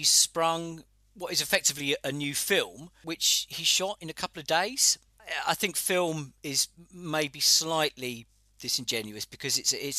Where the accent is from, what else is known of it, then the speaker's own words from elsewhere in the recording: Hastings, South East England, United Kingdom; I grew up in Hastings, as you know